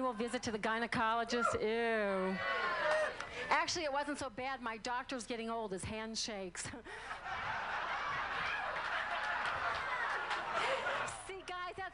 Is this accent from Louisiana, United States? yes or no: yes; New Orleans, Louisiana, United States; I'm from New Orleans